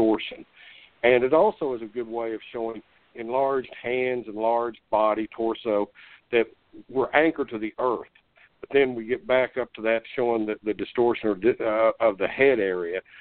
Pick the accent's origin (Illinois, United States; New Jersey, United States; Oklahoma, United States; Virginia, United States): Oklahoma, United States; Tulsa; I was born in Tulsa and basically raised in Tulsa.